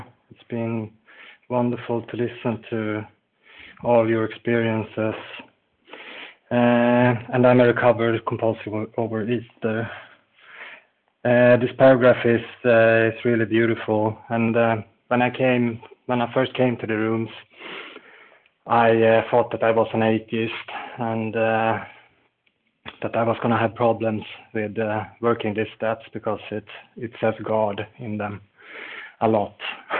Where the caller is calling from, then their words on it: Falun, Dalarna County, Sweden; I'm calling in from Falun in Sweden, where it's snowing today.